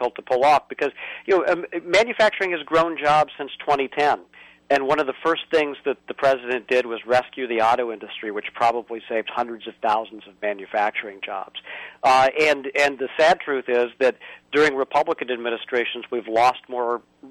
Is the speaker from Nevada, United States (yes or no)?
no; Indiana, United States; my home state of Indiana